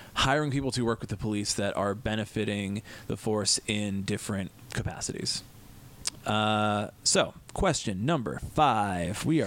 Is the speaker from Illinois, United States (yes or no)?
yes; Des Plaines, Illinois, United States; now in Chicago, United States; My hometown of Des Plaines